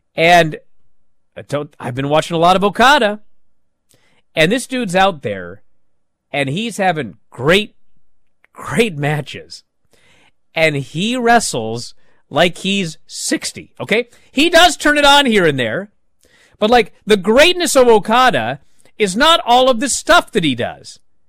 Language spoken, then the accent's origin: English; East of England, United Kingdom; But then I kind of think, I'm from Essex. I didn't think I'd reach this far in my career anyway.